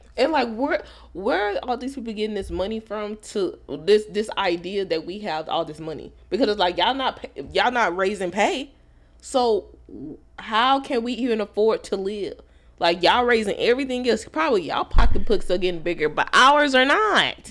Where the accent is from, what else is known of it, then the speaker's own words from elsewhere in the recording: Texas, United States; I'm from Texas, born and raised from Texas.